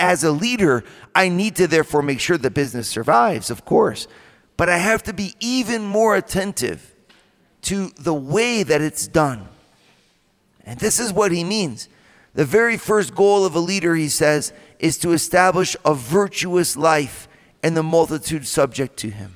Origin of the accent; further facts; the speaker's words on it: Toledo, Ohio, United States; Went to a Catholic school, a Central Catholic High School in Toledo. And that's my hometown too